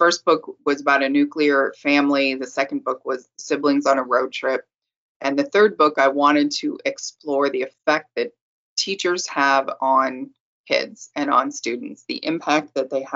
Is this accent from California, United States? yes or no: yes; California, United States; I'm from California